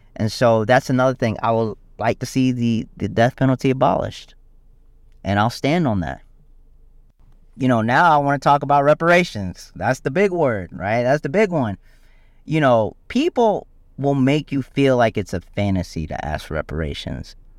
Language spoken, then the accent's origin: English; South Carolina, United States; I'm from South Carolina